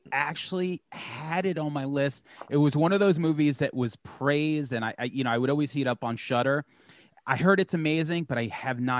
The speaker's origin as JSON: {"language": "English", "region": "New York", "country": "United States", "said": "we're from New York"}